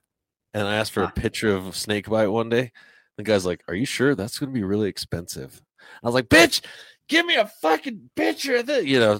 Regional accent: Colorado Springs, Colorado, United States; We know that we're from Colorado. We're from Colorado Springs.

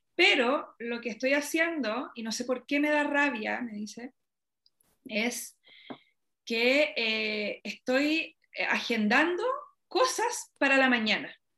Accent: Chile; soy, no sé, chilena

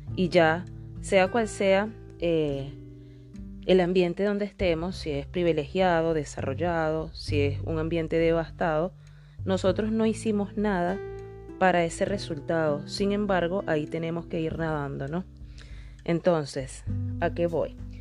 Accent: Venezuela; mi país, en el país donde nací, Venezuela

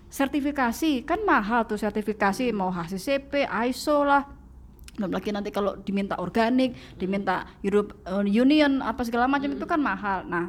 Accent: Java, Indonesia; Nah kalau saya kan saya orang Jawa mbak, kalau makan saya pakai tangan, ya kan.

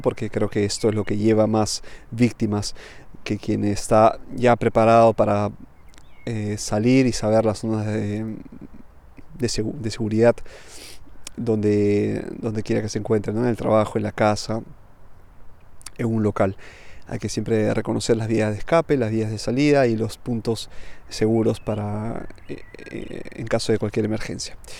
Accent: Peru; moved away as an adult; now in Milan, Italy; soy de Perú, pero vivo en Milán hace ya casi una década

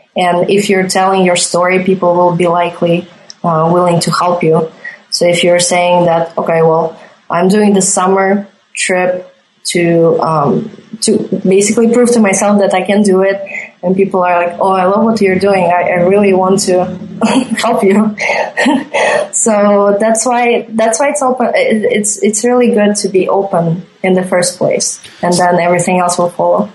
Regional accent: Riga, Latvia; moved away as an adult; I'm originally from Riga, Latvia

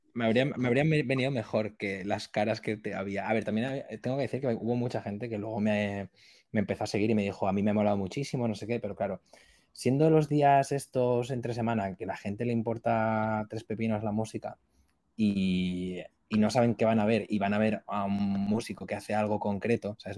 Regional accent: Valencia, Valencian Community, Spain; soy de Valencia

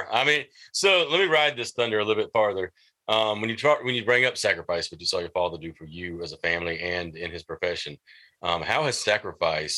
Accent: New Jersey, United States; accent: New Jersey; my New Jersey accent

